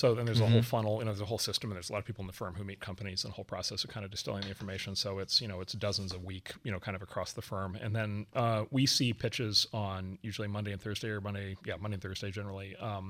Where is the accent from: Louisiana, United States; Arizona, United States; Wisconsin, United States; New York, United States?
Wisconsin, United States; spend a day on a farm not far from where I grew up in Wisconsin and learn how to milk cows